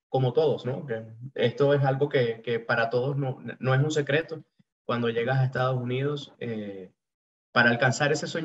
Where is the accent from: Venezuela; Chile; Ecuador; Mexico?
Venezuela; moved away; yo me vine hace cuatro años de Venezuela.